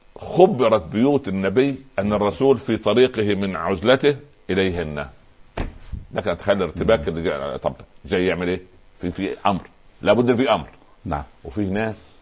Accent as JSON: {"language": "Arabic", "region": "Upper Egypt", "country": "Egypt", "said": "عندنا في الصعيد"}